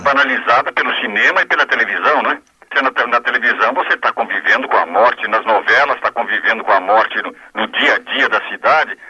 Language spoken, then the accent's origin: Portuguese; São Paulo, Brazil; Eu nasci na, na maternidade de São Paulo e fui criado na Vila Bosque